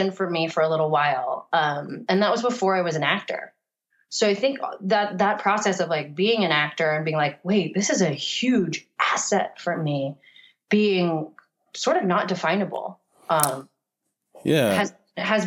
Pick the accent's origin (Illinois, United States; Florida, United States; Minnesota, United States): Florida, United States; moved away; also born or lived in Virginia; when I grew up in Florida